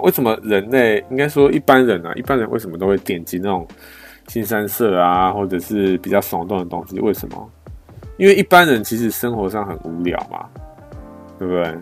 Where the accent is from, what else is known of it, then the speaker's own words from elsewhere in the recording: Taiwan; 我们台湾人